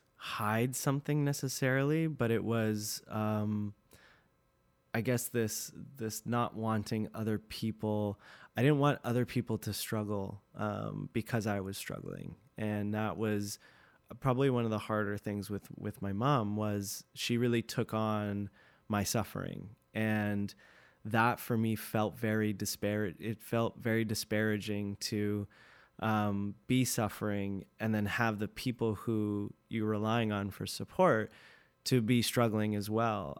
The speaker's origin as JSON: {"language": "English", "town": "North Vancouver", "region": "British Columbia", "country": "Canada", "tie": "born or raised there", "said": "loved growing up in Deep Cove"}